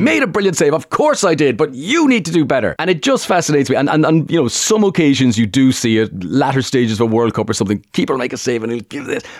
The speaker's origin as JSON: {"language": "English", "town": "Limerick", "region": "Munster", "country": "Ireland", "said": "a strong Limerick accent where I'm from."}